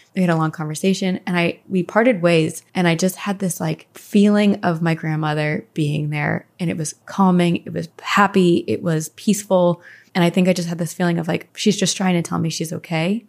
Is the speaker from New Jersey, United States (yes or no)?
yes; Branchburg / Skillman, Princeton area, New Jersey, United States; we moved from Branchburg to the Skillman, Princeton area